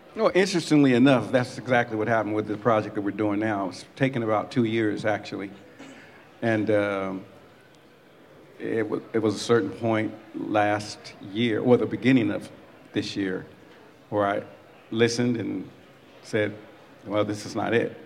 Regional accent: Colorado, United States; I'm from Colorado originally

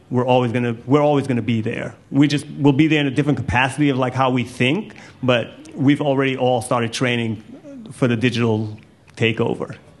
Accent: Jamaica; I'm Jamaican. I'm clearly really proud of being Jamaican.

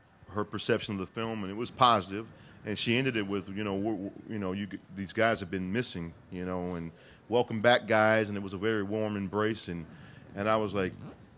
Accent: Detroit, Michigan, United States; now in California, United States; we're from Detroit

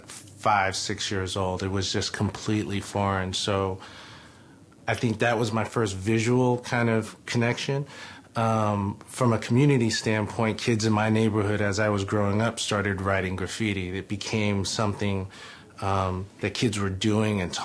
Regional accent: New York City, New York, United States; I was born and raised in Brooklyn, New York, Coney Island to be specific

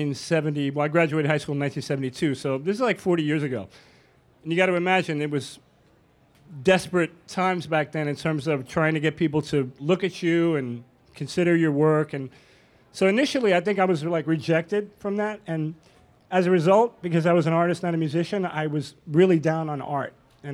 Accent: New York City, New York, United States; growing up in New York City

